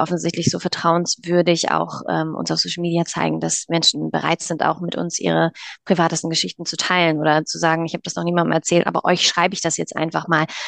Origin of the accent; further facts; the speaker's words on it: near Kiel, Schleswig-Holstein, Germany; wir kommen aus Norddeutschland, aus der Nähe von Kiel